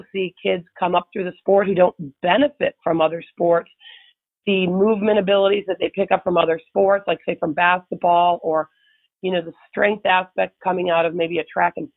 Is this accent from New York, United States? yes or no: yes; Buffalo, New York, United States; moved away as an adult; I grew up in Buffalo, New York